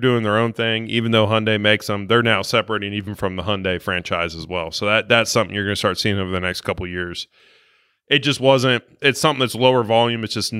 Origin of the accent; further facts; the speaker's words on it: southern Ohio, United States; moved away; I am from Ohio originally, yes.